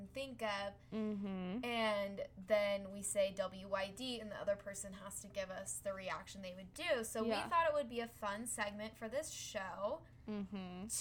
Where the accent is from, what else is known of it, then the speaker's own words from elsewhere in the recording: Utah, United States; we grew up in Utah